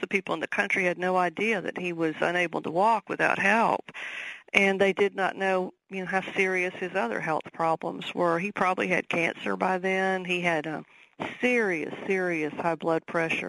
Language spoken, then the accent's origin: English; the South, United States; accent: Southern; my Southern accent